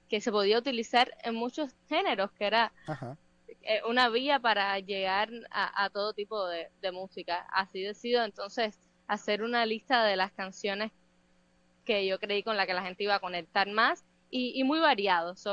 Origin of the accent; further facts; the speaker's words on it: Havana, Cuba; Yo soy de, La Habana, de la capital de, Cuba. Allá empecé a estudiar violín a, los ocho años